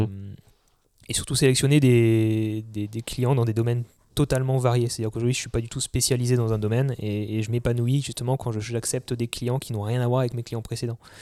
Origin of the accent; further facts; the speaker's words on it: Alsace, Grand Est, France; moved away as an adult; also born or lived in Paris; je suis né en Alsace, j'ai toujours été en campagne et, j'y suis vraiment attaché